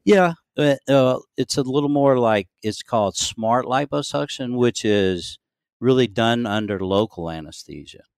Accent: Louisiana, United States; moved away as an adult; also born or lived in Shreveport, Louisiana / Maryland; now in Gulfport, United States; I grew up in Louisiana, went to L S U, uh, undergraduate

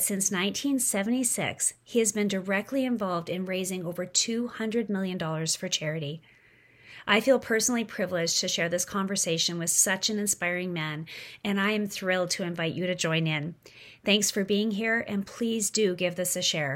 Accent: Saskatchewan, Canada; we're both from Saskatchewan

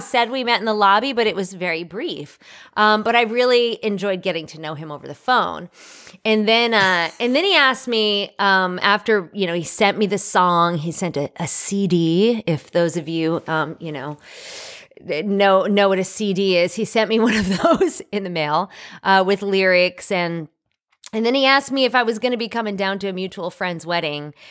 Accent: New York, United States; moved away; I was born and raised in New York

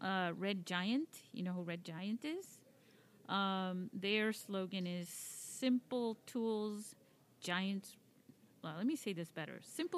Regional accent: Spain; You know, I come from Spain, and they're big into swords over there in Toledo.

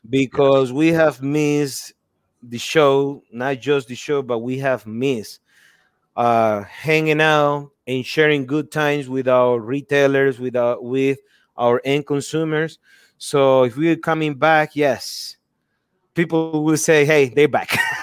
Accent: Nicaragua; moved away; growing up in Nicaragua

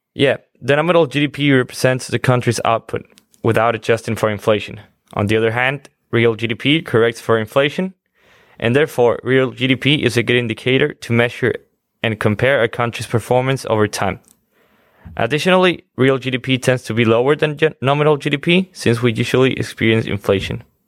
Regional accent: Quito, Pichincha, Ecuador; moved away; I'm from Quito, Ecuador

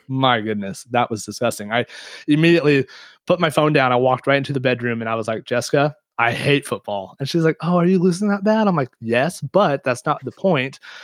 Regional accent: Kansas, United States; I'm from Kansas

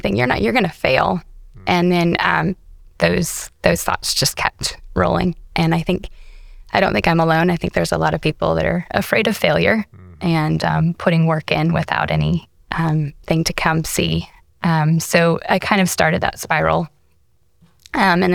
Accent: Nebraska, United States; I was raised in Nebraska in a small little town. Shout out to Chimney Rock peeps. That's my hometown.

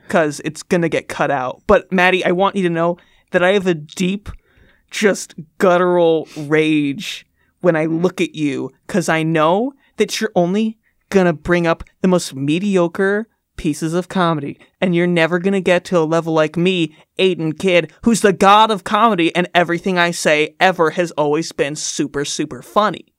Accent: Midwest, United States; I'm saying this as a Midwesterner

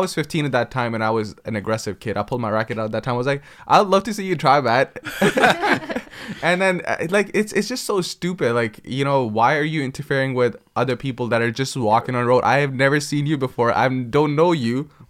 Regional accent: Pakistan; growing up in Pakistan, I actually went to a school for 3 years to actually memorize Quran

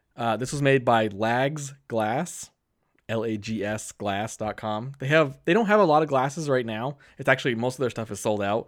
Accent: Keene, New Hampshire, United States; my hometown of Keene, New Hampshire

